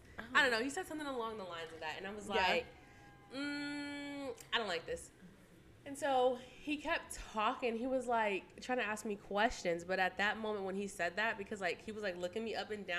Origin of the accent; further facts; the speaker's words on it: Austin, Texas, United States; moved away as an adult; now in Louisiana, United States; I'm from the Austin area.